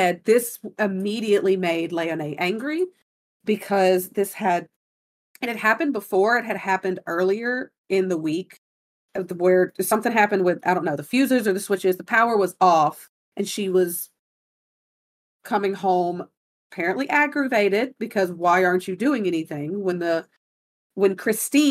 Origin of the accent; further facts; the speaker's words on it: Gulf Coast, United States; I'm from the Gulf